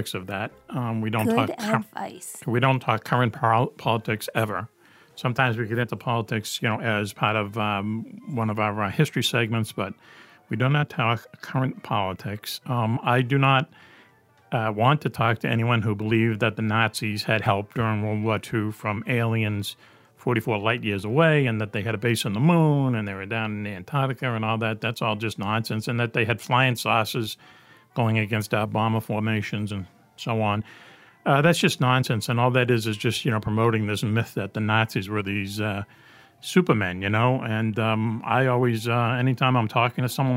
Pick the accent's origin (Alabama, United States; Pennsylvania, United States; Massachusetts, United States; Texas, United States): Massachusetts, United States; Boston; I grew up in Dorchester, Mass